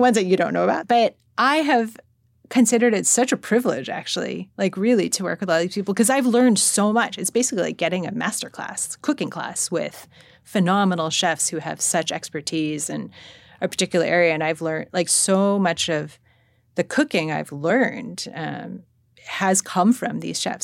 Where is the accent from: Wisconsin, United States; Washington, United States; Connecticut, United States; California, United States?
California, United States; Monterey Park; also born or lived in Los Angeles; I grew up in Monterey Park